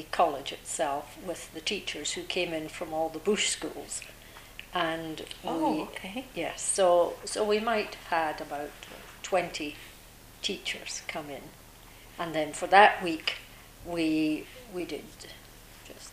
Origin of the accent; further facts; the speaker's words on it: Scotland, United Kingdom; also born or lived in Nunavut; now in Canada; I grew up in Scotland, you can probably tell from the accent.